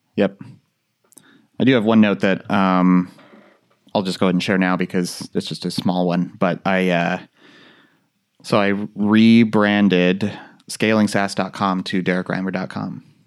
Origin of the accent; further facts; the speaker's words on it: Central Valley of California, United States; growing up in Central Valley of California